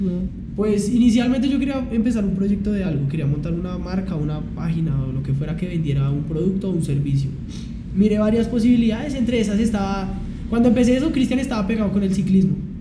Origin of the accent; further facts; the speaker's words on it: Bogotá, Colombia; nací en Bogotá, me crié en Bosa toda mi vida, todavía sigo viviendo en Bosa